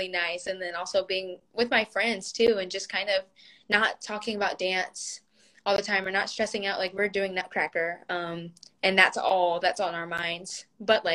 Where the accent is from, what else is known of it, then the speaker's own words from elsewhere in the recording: the South, United States; now in Los Angeles, United States; I'm from the South